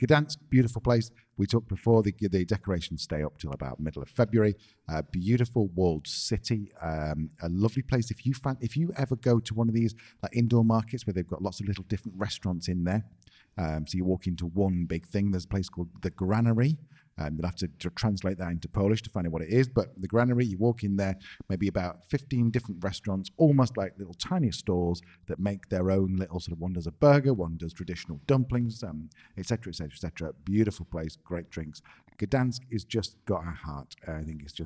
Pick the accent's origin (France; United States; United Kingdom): United Kingdom; England; we're English